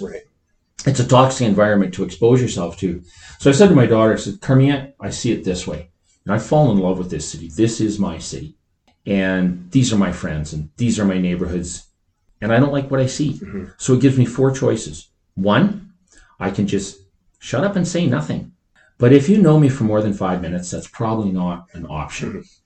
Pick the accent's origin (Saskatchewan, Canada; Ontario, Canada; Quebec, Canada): Saskatchewan, Canada; northern; moved away as an adult; also born or lived in Lloydminster / Alberta; now in Calgary, Canada; I grew up in northern Saskatchewan most of my life